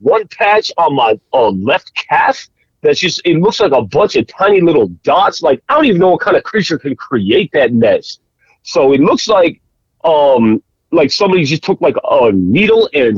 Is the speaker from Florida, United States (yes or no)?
yes; Florida, United States; I grew up in Florida